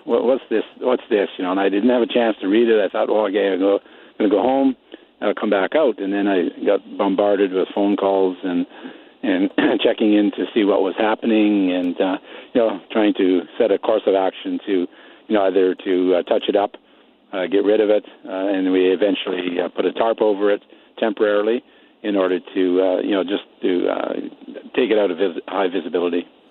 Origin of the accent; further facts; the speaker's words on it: Netherlands; now in Nipawin, Canada; I'm an i-, immigrant myself. I come from Holland